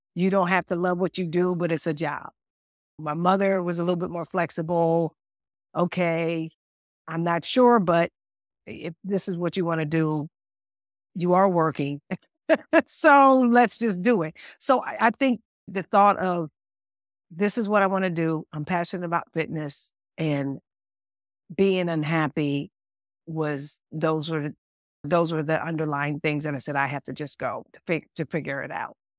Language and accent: English; United States; moved away as an adult; also born or lived in Munich, Germany; me being a American coach